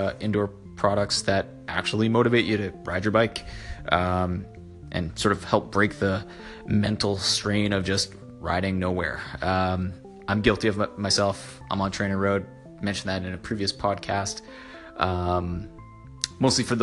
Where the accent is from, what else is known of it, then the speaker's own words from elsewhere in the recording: Canada; Being Canadian